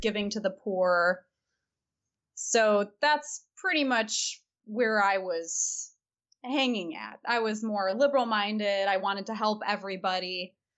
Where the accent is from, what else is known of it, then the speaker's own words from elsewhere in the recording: Michigan, United States; Hillsdale College, which is in Michigan, my home state